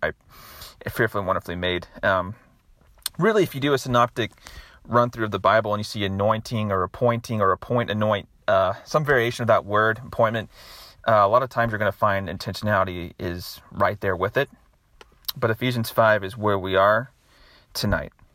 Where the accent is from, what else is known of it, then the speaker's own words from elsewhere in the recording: Nashville, Tennessee, United States; my hometown here in Nashville